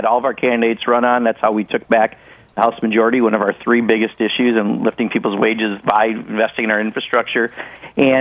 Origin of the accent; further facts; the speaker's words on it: Wisconsin, United States; my home state